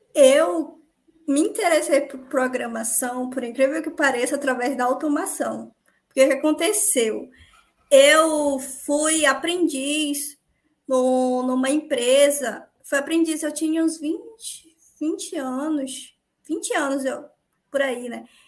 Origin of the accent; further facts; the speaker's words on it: Paragominas, Pará, Brazil; Eu sou de, do Pará, uma cidadezinha chamada Paragominas.